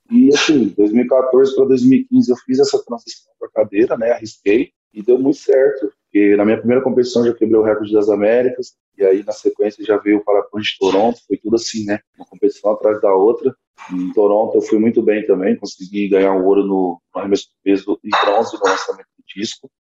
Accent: Orlândia, São Paulo, Brazil; eu sou de Orlândia, uma cidadezinha bem pequena aqui do interior de São Paulo também

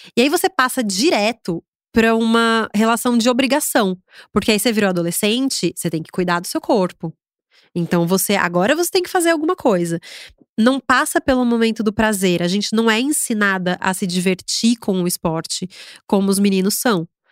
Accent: Agudos, São Paulo, Brazil; moved away as an adult; now in São Paulo, Brazil; em Agudos. É, me mudei para São Paulo

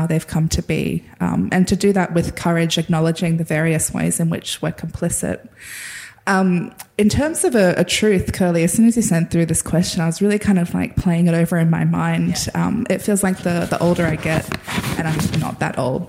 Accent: the Namoi, northwest New South Wales, Australia; I grew up on the Namoi, which is a really massive river that kind of runs up the northwest of New South Wales.

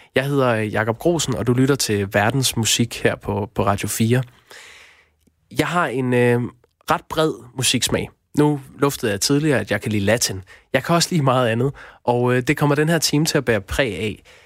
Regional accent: Aarhus, Central Denmark Region, Denmark; jeg er vokset op i Aarhus, og det fremgår måske nok.

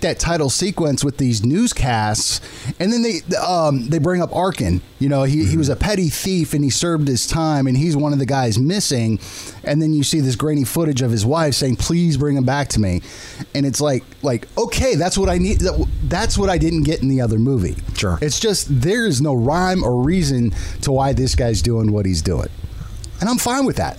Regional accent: San Diego, California, United States; moved away; I'm from San Diego

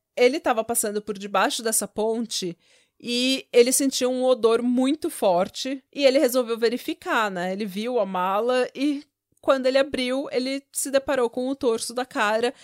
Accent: Vila São José, São Paulo, Brazil; eu nasci na, na via, na, na Vila São José e ia pra Praia Grande fazer farofa

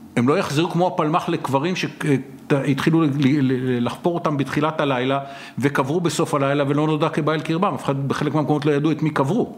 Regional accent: Tel Aviv, Tel Aviv District, Israel; והשכן שלי, דירה ממול ביד אליהו

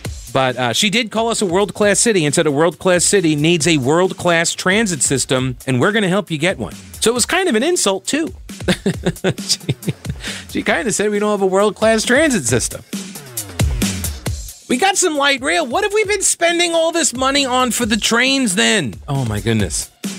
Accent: Long Island, New York, United States; moved away as an adult; now in North Carolina, United States; I was originally from Long Island. I grew up and then moved down here as soon as I could.

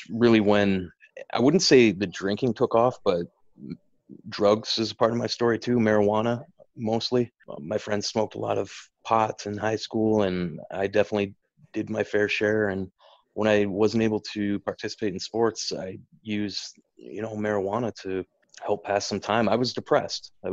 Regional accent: Regina, Saskatchewan, Canada; moved away as an adult; now in Chicago, United States; I'm from Regina

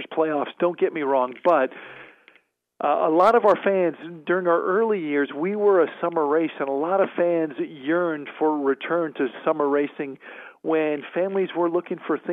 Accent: South Florida, United States; moved away; I grew up in South Florida

